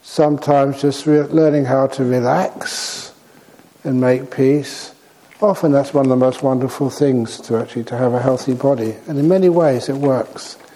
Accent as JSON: {"language": "English", "country": "Singapore", "said": "I am from Singapore."}